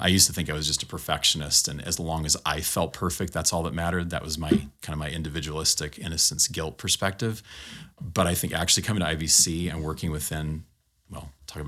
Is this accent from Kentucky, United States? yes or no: no; California, United States; I grew up in Southern California.